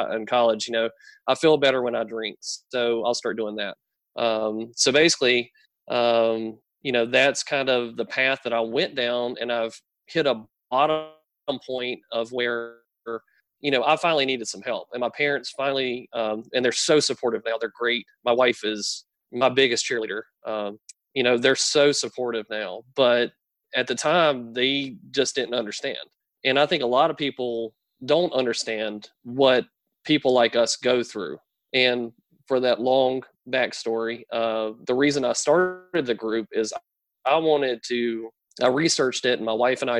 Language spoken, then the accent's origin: English; North Carolina, United States; where I grew up, I grew up in a small town in North Carolina.